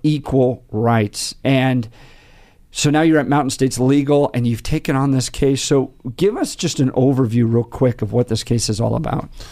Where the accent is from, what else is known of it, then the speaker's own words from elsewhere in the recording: Colorado, United States; I grew up in Colorado's public school systems all through the eighties